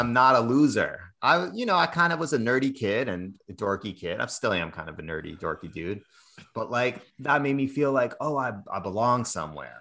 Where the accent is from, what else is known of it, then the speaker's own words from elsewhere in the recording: Cambridge, Massachusetts, United States; I, I grew up in Cambridge, Massachusetts, uh, went to a big public high school